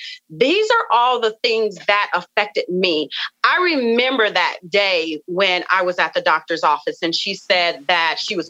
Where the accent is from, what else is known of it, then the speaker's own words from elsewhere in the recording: the South, United States; you know, I come from the South, and we come from, you know, a family of just rich cooking, rich foods.